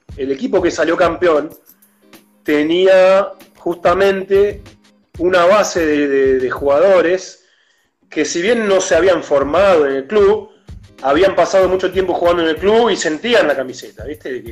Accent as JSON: {"language": "Spanish", "country": "Argentina", "moved": "as an adult", "lives_now": "São Paulo, Brazil", "said": "soy mitad argentino, mitad brasileño y tengo familia acá, bastante."}